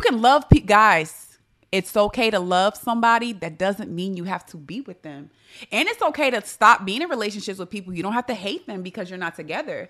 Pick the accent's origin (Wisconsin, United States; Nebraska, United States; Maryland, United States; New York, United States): New York, United States; I'm from New York, so that has that means, you know, we could be a little abrasive